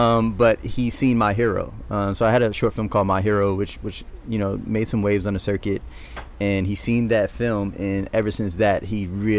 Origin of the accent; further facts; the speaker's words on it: New Orleans, Louisiana, United States; Growing up in New Orleans, there is a certain way, a certain moxie that kids have when they walk around and they talk to one another.